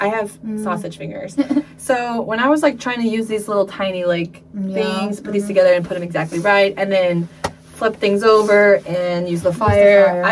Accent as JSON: {"language": "English", "region": "Midwest", "country": "United States", "moved": "yes", "lives_now": "Seoul, South Korea", "said": "I'm from the Midwest"}